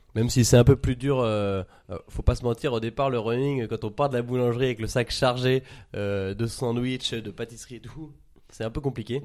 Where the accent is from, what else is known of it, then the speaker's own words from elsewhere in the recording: Paris, Île-de-France, France; j'ai 24 ans, je suis parisien